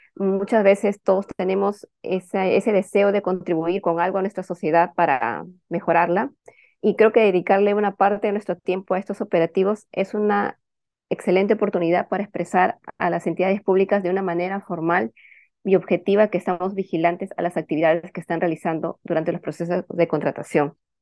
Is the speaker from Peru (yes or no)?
yes; Peru; nosotros como ciudadanos peruanos